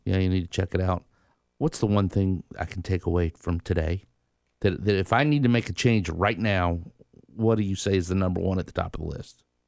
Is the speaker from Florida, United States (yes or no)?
yes; Tallahassee, Florida, United States; I grew up in Tallahassee from the South